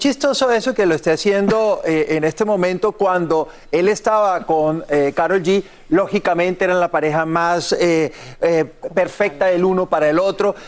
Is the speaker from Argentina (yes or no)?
no; Colombia; yo soy colombiano